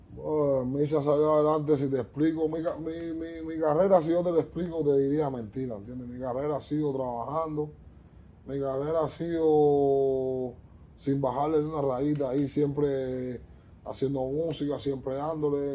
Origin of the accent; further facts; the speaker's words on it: Cuba; now in United States; soy un chardo cubano de género urbano